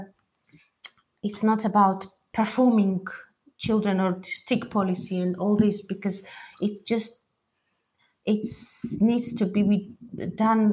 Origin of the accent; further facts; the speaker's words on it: Imereti, Georgia; now in London, United Kingdom; I'm from Imereti. My mom is from Imereti too